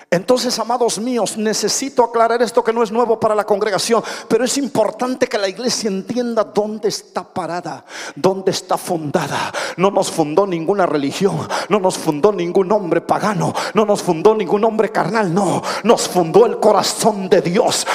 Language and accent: Spanish; Minatitlán, Veracruz, Mexico; más minatitleco que el pescado que se pesca ahí en el río Coatzacoalcos